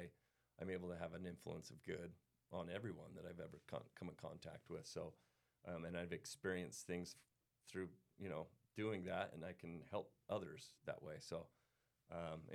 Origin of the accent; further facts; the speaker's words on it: Pleasant Grove, Utah, United States; I grew up right here in Utah County